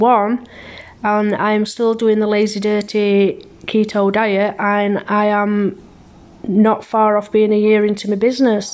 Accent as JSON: {"language": "English", "region": "England", "country": "United Kingdom", "tie": "born or raised there", "also_born_or_lived": "Germany", "moved": "as an adult", "lives_now": "Canada", "said": "I was born in Germany back in 1976 to a British couple. Due to my dad being in the army, we moved to England when I was 2 years old. I was raised in England"}